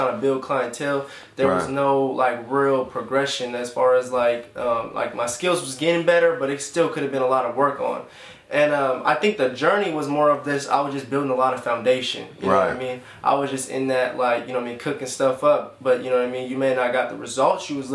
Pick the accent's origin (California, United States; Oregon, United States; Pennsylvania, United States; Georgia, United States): California, United States; Elk Grove; also born or lived in Sacramento; I'm from Sacramento. Grew up in the Elk Grove area